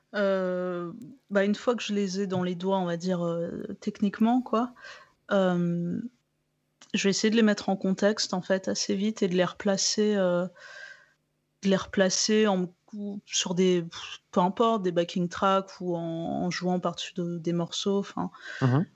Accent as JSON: {"language": "French", "country": "France", "said": "je suis je suis française"}